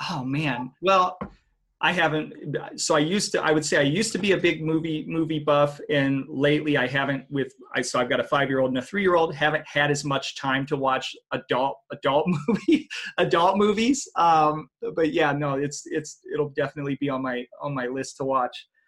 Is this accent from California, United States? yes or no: no; Texas, United States; I grew up in Texas.